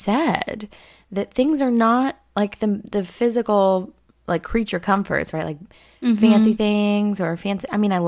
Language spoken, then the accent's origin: English; California, United States; I grew up in Southern California.